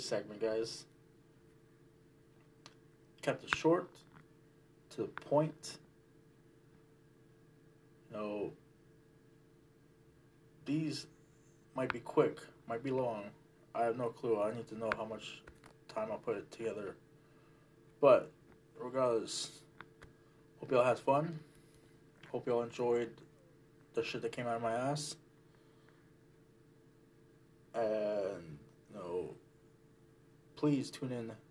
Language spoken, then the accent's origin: English; Canada; also born or lived in Kitchener, Ontario / Afghanistan; me being Canadian, Afghan Canadian